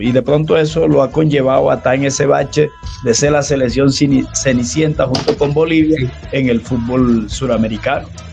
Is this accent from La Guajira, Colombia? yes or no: yes; La Guajira, Colombia; now in Cali, Colombia; yo también soy costeño, soy donde nace Colombia, soy de La Guajira